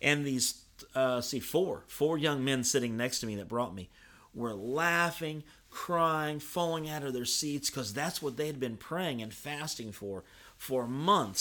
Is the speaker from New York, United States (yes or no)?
no; Evansville, Indiana, United States; I grew up in Evansville